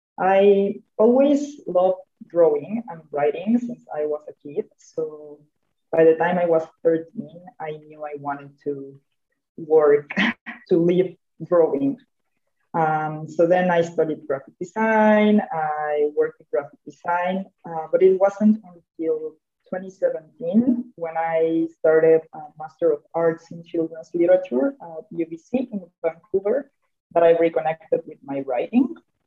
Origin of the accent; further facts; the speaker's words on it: Yucatán, Mexico; I'm from Yucatan